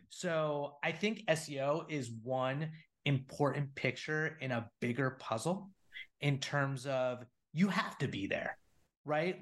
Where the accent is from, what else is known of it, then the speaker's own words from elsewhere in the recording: New Jersey, United States; moved away as an adult; also born or lived in San Francisco; I'm a Northeast guy, grown, born and raised in Jersey